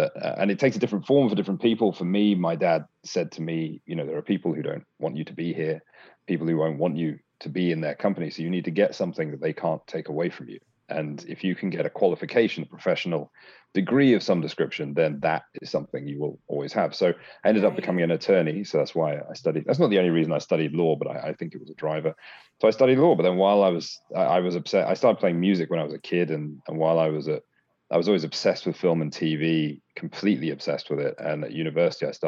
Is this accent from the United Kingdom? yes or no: yes; London, United Kingdom; accent: British; moved away as an adult; also born or lived in Bangladesh / Washington, D.C. / Australia / Paris; now in United States; I moved to the UK when I was pretty young, grew up mainly in London.